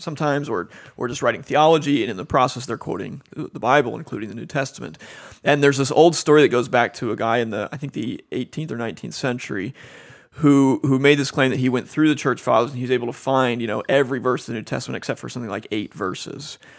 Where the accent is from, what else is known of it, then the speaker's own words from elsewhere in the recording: Cincinnati, Ohio, United States; moved away as an adult; also born or lived in Chicago / Dallas / Cambridge, England; now in Phoenix, United States; I'm from Cincinnati originally